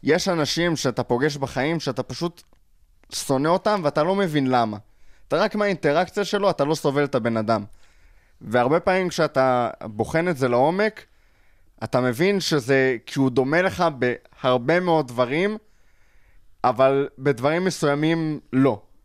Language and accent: Hebrew; Israel; בתור ישראלי